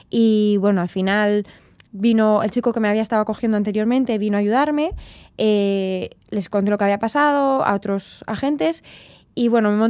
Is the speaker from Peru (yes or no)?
no; Bilbao, Basque Country, Spain; also born or lived in Tenerife; los de Bilbao nacemos donde sea